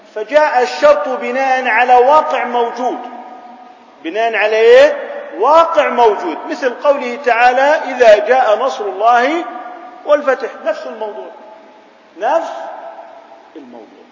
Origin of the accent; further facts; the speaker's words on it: Jordan; احنا عندنا في الأردن